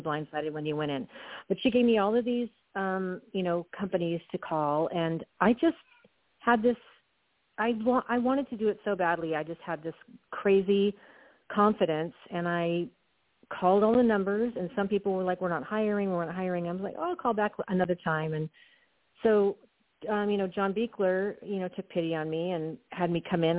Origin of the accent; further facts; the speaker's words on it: Southern California, United States; I grew up in Southern California in the 70s